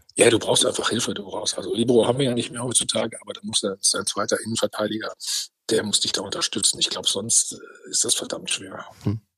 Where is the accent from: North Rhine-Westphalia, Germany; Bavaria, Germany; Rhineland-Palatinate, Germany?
North Rhine-Westphalia, Germany; ich bin Ostwestfale